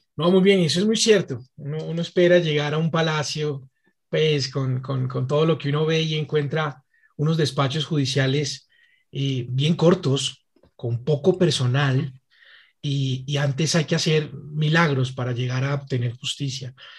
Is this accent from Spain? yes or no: no; Colombia; como colombianos